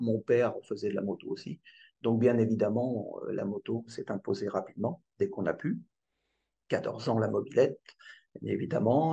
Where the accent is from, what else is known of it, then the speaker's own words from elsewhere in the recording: Aubergenville, Île-de-France, France; j'ai grandi en 78 à Elisabethville, entre les Mureaux et Mantes-la-Jolie